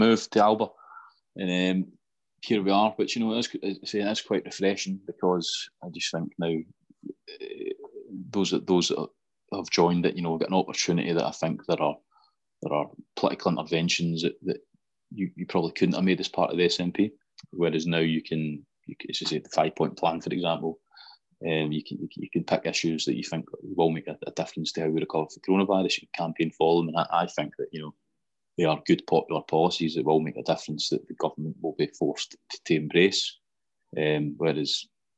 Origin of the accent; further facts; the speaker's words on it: Greenock, Scotland, United Kingdom; also born or lived in Alexandria; I'd have been four when we moved back over to Greenock